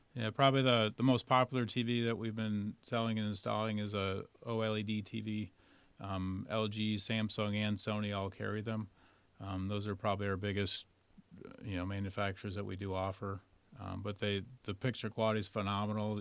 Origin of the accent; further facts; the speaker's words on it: Rochester, New York, United States; moved away as an adult; I'm originally from Rochester, New York